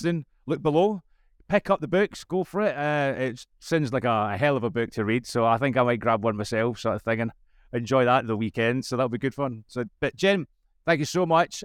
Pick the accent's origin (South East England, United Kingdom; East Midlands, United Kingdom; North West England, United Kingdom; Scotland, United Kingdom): Scotland, United Kingdom; As a Scotsman, English is hard work for me